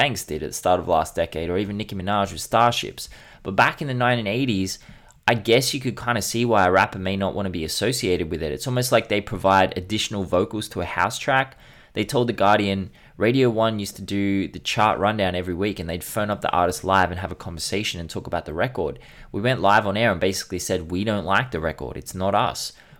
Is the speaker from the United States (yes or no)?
no; United Kingdom; When we were in New York, we were proud of being British.